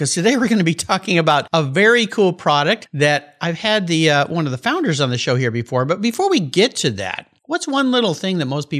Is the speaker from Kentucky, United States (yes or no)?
no; California, United States; I grew up in Southern California.